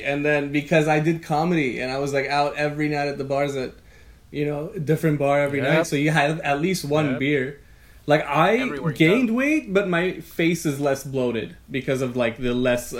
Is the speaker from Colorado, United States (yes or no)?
no; Los Angeles, California, United States; moved away as an adult; now in Santa Cruz, United States; I'm from